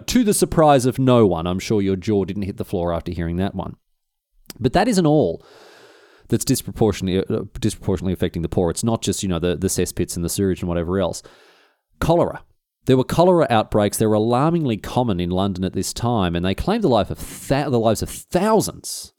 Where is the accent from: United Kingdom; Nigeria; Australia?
Australia; Even by my standards as an Australian, it was a hot one